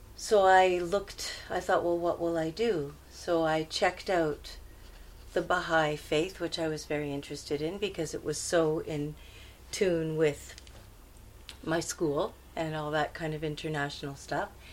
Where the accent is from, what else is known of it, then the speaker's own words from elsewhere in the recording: Montreal, Quebec, Canada; now in India; I was born in Montreal, uh, in Canada